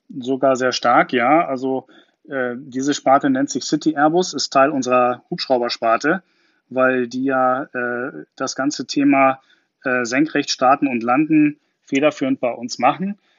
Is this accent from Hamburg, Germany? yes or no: no; Garmisch-Partenkirchen, Bavaria, Germany; now in Berlin, Germany; als gebürtiger Garmischer